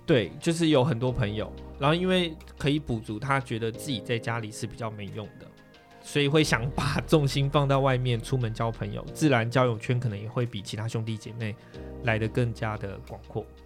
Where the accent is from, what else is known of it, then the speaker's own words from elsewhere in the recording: southern Taiwan, Taiwan; 我们又是在南部嘛